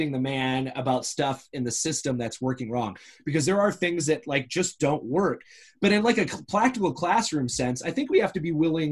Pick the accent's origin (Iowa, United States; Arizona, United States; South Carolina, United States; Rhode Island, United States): Arizona, United States; I'm from Arizona, and when I first started teaching in Arizona